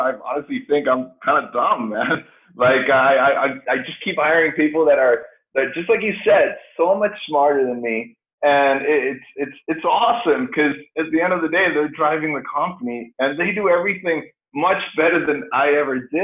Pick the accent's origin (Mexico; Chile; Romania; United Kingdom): Chile; moved away as an adult; now in United States; I grew up in Chile. So came over here when I was 18, 19 years old